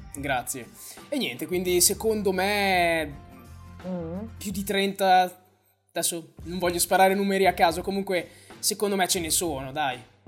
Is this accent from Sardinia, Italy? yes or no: no; Bologna, Emilia-Romagna, Italy; io sono di Bologna